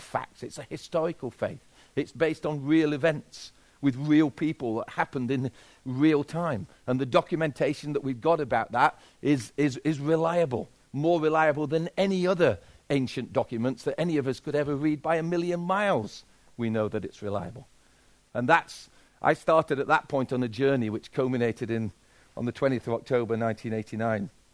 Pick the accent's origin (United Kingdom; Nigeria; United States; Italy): United Kingdom; Yorkshire and the Humber; And I'm a Yorkshireman